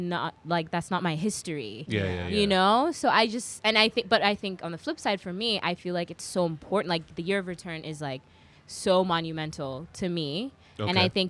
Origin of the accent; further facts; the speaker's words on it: New York, United States; also born or lived in England / Kenya; I mean, it's interesting though, because I feel like, I grew up in New York too